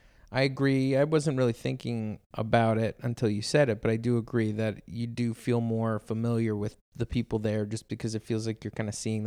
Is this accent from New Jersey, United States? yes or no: yes; New Jersey, United States; I grew up. And I would say when we spent our 16 to 18 months there, didn't feel like it did when I grew up in New Jersey.